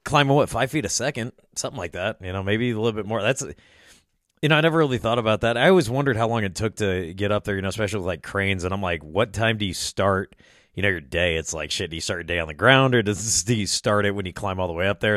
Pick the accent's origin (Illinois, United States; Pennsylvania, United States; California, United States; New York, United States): Illinois, United States; I was born and raised in Illinois